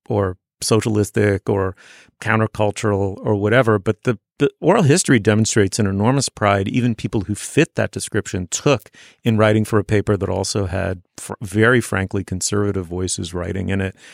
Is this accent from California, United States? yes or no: no; New York City, New York, United States; Even though I was growing up in New York City, I was growing up in a starchy, waspy, in its own weird way, provincial corner of it